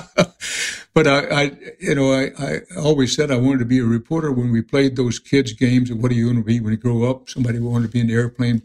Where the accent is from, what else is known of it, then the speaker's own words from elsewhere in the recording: Houston, Texas, United States; also born or lived in Wharton, Texas; I grew up basically on the edges of Houston. I grew up in a neighborhood called the Houston Heights